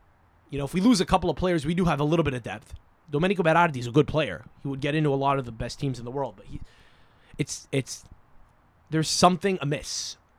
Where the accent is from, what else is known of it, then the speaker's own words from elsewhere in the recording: England, United Kingdom; Just feeling like, yeah, man, I'm English. England is really cool right now. Everyone loves England for our, you know, our exports.